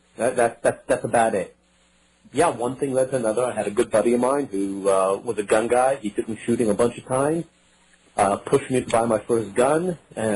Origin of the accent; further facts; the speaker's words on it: Los Angeles, California, United States; moved away as an adult; also born or lived in Israel; I grew up in Los Angeles. I lived there for 30 years.